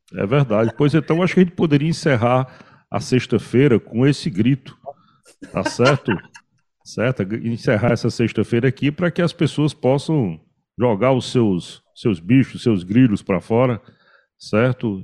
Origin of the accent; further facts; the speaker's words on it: Cariri, Ceará, Brazil; eu como caririense da Gema